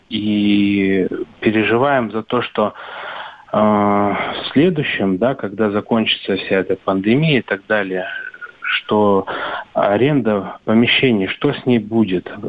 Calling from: Odintsovo, Moscow Oblast, Russia; Я звоню из Московской области, Одинцова.

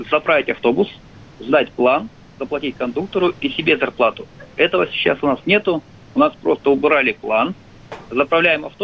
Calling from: Krasnoyarsk, Krasnoyarsk Krai, Russia; Красноярск. Вот вопрос у меня такой просто. Вот смотрите, вот я водитель автобуса, да?

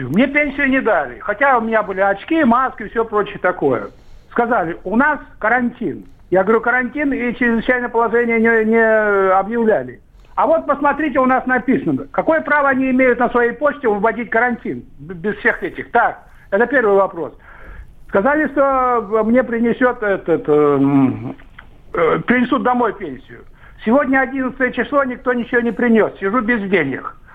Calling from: Saint Petersburg, Russia; я из Санкт-Петербурга.

